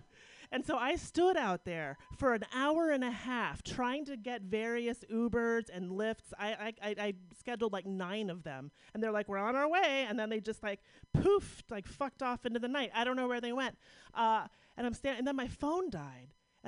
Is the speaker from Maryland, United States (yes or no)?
no; Pittsburgh, Pennsylvania, United States; Yeah, I'm from Pittsburgh. This is my first time in San Francisco.